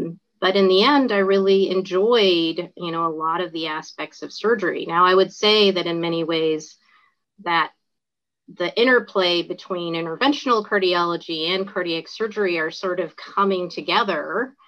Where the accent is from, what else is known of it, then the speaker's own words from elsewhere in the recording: the South, United States; I think that since I grew up in the South and I'd been in the Northeast and I'd been in the Mid-Atlantic